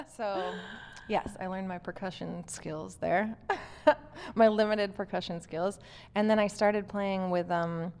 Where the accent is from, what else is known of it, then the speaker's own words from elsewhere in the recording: just north of Los Angeles, California, United States; moved away as an adult; also born or lived in Santa Cruz / San Francisco / Oakland; now in Tulsa, United States; I was born in West LA. We lived there when I was a baby and my parents built a house just north of LA to get out of the city a little. So I grew up on the beach